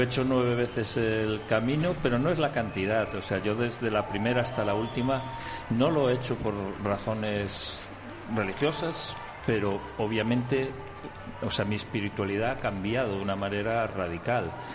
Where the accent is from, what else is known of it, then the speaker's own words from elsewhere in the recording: A Coruña, Galicia, Spain; desde mi ciudad natal, La Coruña.